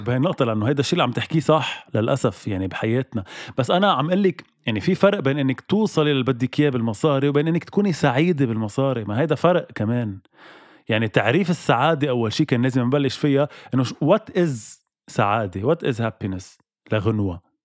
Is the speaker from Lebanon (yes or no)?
yes; Lebanon; أنا اليوم كلبناني موجود بلبنان